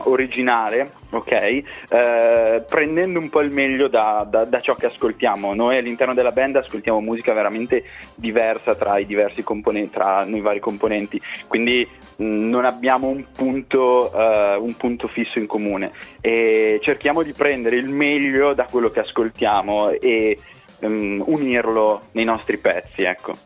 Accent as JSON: {"language": "Italian", "town": "Piacenza", "region": "Emilia-Romagna", "country": "Italy", "moved": "as an adult", "lives_now": "Brescia, Italy", "said": "siamo di Piacenza, adesso siamo un po' dislocati ovunque tra lavoro, università, Brescia, Milano, Modena, però siamo, le nostre radici sono tutte piacentine"}